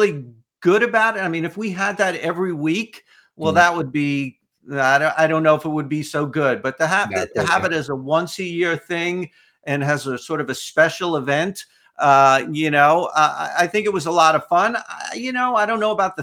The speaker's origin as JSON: {"language": "English", "town": "New York City", "region": "New York", "country": "United States", "moved": "yes", "lives_now": "Los Angeles, United States", "said": "I'm actually from New York, a Brooklyn boy, but I've been out here for a number of years."}